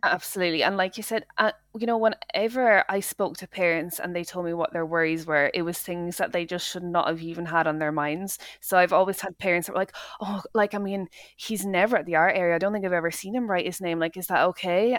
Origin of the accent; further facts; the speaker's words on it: Dublin, Leinster, Ireland; moved away as an adult; now in Scotland, United Kingdom; I grew up in Dublin, in Ireland, um, and I moved to Scotland when I was 19 for university